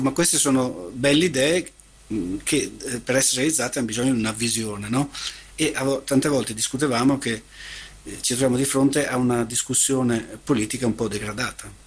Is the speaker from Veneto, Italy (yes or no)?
yes; Venice, Veneto, Italy; crescendo a Venezia l'abbiamo avvertita questa appartenenza